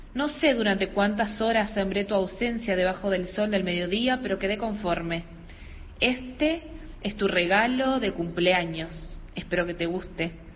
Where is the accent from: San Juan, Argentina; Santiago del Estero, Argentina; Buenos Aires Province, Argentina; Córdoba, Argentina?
Santiago del Estero, Argentina; soy oriunda de Santiago del Estero